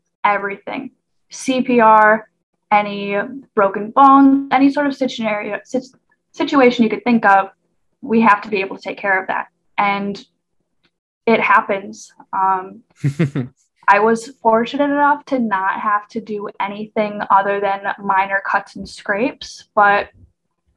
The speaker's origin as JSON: {"language": "English", "region": "Michigan", "country": "United States", "moved": "yes", "said": "I'm from Michigan"}